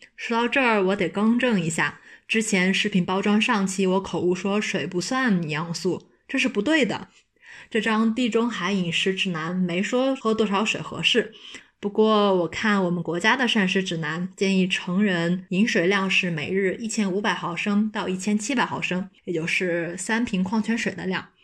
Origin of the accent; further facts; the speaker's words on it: China; 我作为一个中国人，多年的吃饭习惯是一口菜一口饭这样吃的